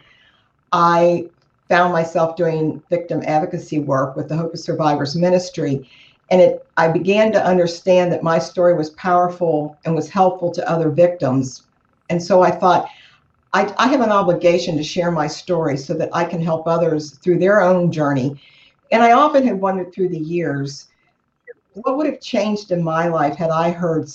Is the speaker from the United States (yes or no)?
yes; Cincinnati, Ohio, United States; I'm from Cincinnati, Ohio. I'm a native of Cincinnati. Lived here all my life.